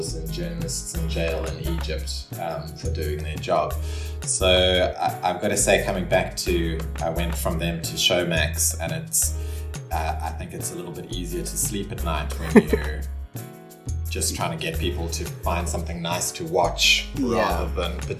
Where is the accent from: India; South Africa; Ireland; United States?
South Africa; Cape Town, Western Cape; growing up in Cape Town